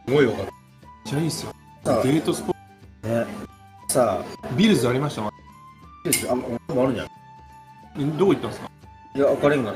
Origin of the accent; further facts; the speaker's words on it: Kyoto, Japan; 地元は京都だし